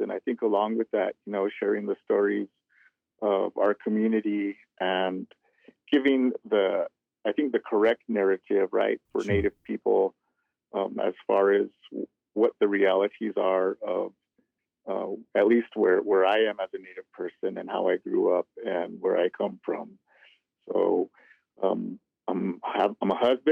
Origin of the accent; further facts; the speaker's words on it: Cochiti Pueblo, New Mexico, United States; I'm from Cochiti Pueblo, here in New Mexico, right in between northern and southern. Grew up there